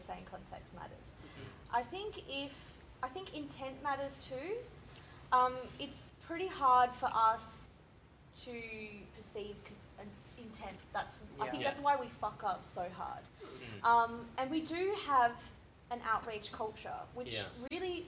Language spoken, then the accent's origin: English; Australia